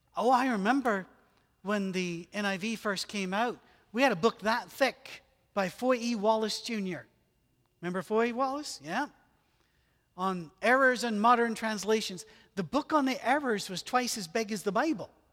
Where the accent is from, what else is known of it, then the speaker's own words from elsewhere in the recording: United Kingdom; moved away; I'm British